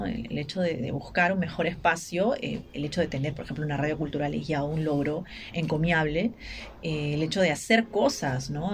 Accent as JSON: {"language": "Spanish", "region": "Ica", "country": "Peru", "said": "vengo de Ica, que es la tierra de Valdelomar, que es nuestro principal poeta"}